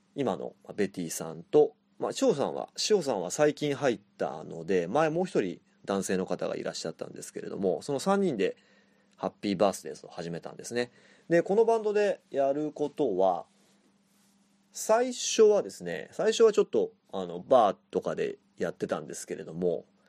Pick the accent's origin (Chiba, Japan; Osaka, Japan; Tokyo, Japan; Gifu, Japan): Chiba, Japan; moved away as an adult; now in Suzhou, China; 私は千葉県出身